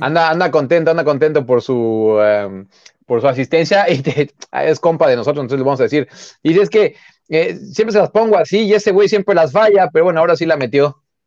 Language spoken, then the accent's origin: Spanish; Mexico City, Mexico; yo soy de Xochimilco